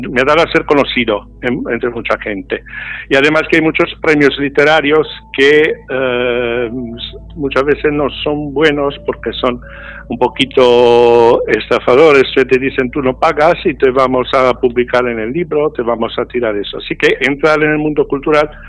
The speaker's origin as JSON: {"language": "Spanish", "country": "Italy", "also_born_or_lived": "Spain", "second_language": "Spanish", "said": "solo porque somos italianos"}